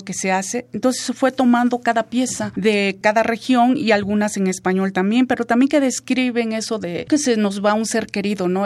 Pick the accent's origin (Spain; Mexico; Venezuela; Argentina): Mexico; Mixteca; first language Mixtec; Spanish is a second language; now in Mexico City, Mexico; yo crecí con música tradicional, mi papá fue músico pues de cuartetos, así que tocaba el violín, cantaba mixteco